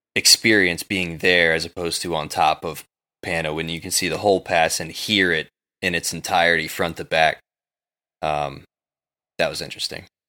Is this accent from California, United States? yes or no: no; New York City, New York, United States; I'm from New York City